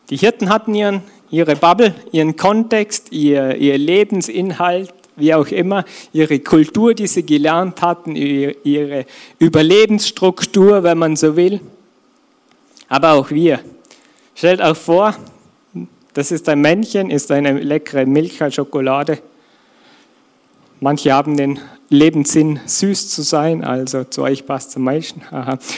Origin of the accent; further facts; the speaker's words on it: Austria; Bei uns in Österreich wird man wahrscheinlich eh, kennt man eher den Almhirten